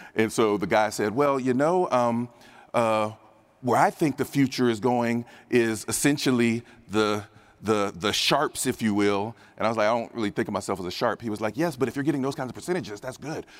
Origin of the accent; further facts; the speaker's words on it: Dayton, Ohio, United States; I'm from Dayton, Ohio